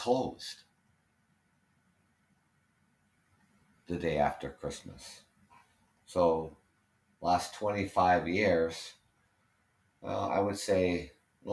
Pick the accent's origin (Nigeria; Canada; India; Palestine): Canada; I'm Canadian